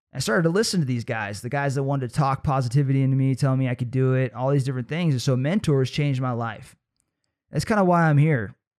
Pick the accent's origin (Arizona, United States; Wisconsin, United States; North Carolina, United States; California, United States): California, United States; Trinity Center; a pretty unique experience growing up in Trinity Center